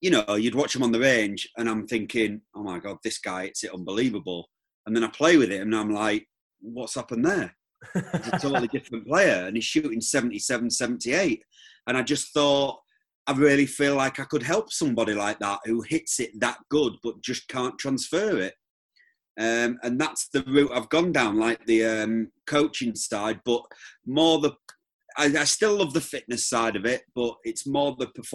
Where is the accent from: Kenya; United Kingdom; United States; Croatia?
United Kingdom; England; I'm an English professional golfer